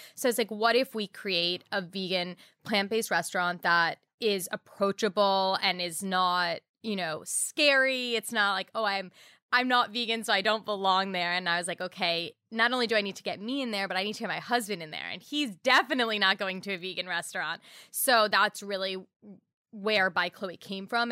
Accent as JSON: {"language": "English", "town": "New York City", "region": "New York", "country": "United States", "tie": "born or raised there", "said": "I grew up in New York City"}